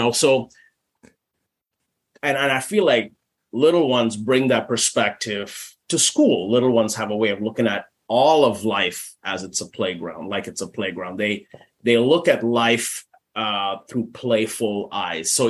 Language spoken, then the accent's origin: English; Mustang, Oklahoma, United States; um, I claim Mustang, Oklahoma as my hometown, even though I was not born here in Mustang. Um, I've I want to say Mustang, Oklahoma is where I've kind of put my feet down for uh, the longest period of, of my 40 years.